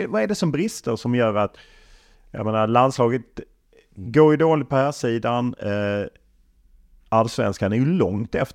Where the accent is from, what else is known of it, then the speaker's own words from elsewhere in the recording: Sweden; Ja, för det är ju svårt att som svensk inte bli avundsjuk på jag menar Norge